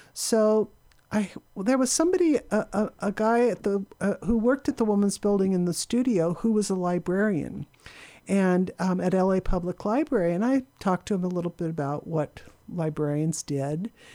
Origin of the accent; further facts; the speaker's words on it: Claremont, California, United States; also born or lived in Kansas City; I was born in Kansas City, but I grew up in Claremont, and my mother worked at Pitzer College